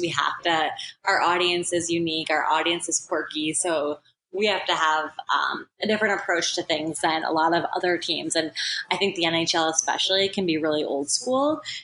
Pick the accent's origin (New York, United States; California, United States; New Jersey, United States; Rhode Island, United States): New York, United States; Buffalo; moved away; I grew up in Buffalo, so I grew up around hockey